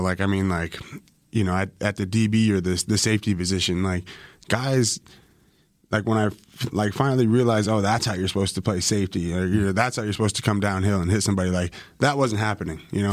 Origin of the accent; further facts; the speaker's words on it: Canada; moved away as an adult; also born or lived in Bakersfield, California; I'm fresh Canadian